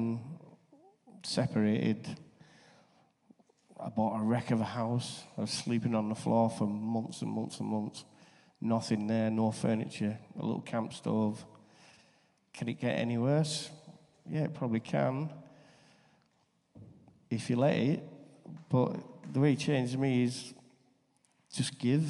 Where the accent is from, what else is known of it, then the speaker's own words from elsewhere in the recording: Barrow-in-Furness, North West England, United Kingdom; I come from Jesus and Barrow